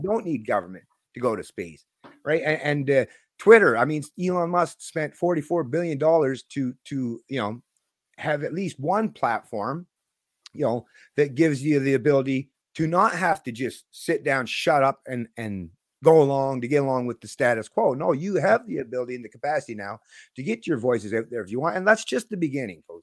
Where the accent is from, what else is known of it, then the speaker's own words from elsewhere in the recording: Canada; I'm still a Canadian libertarian